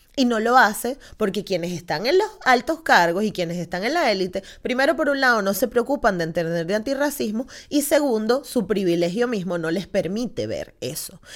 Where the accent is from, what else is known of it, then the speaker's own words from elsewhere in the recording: Venezuela; now in Spain; soy de Venezuela